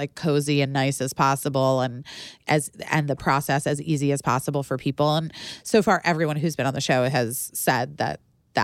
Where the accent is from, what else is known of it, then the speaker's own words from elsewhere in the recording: Arizona, United States; I am from Arizona